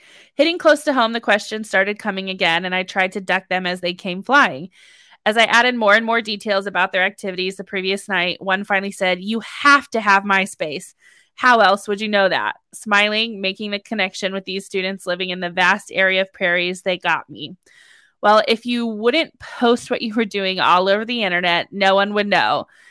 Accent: California, United States; I was born and raised in the San Francisco Bay Area, and when starting high school, we moved to the middle of nowhere in Northern California.

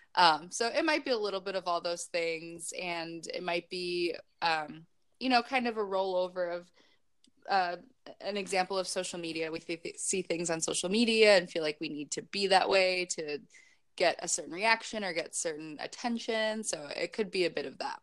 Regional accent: Chicago, Illinois, United States; moved away as an adult; also born or lived in Kenosha, Wisconsin; now in San Diego, United States; I'm originally from Chicago

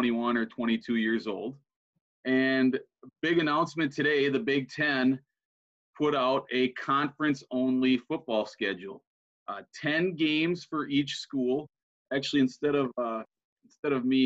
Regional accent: Minnesota, United States; now in Wisconsin, United States; I grew up in Minnesota

